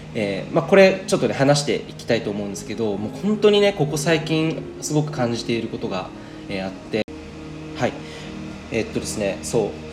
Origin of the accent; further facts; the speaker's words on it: Saitama, Japan; moved away; 今日はですねあの地元埼玉にいるんですけど